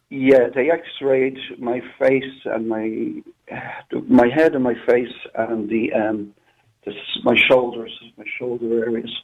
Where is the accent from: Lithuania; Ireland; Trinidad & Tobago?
Ireland; born or raised there; moved away